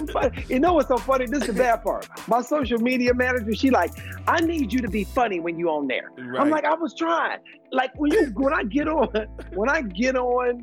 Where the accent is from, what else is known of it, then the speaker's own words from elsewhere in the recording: Cleveland, Ohio, United States; moved away; I'm from Cleveland, Ohio